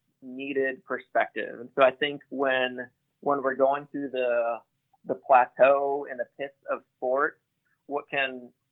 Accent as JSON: {"language": "English", "town": "Grand Rapids", "region": "Michigan", "country": "United States", "tie": "born or raised there", "said": "I grew up in a Christian home. I'm from Grand Rapids, Michigan. So I grew up going to church"}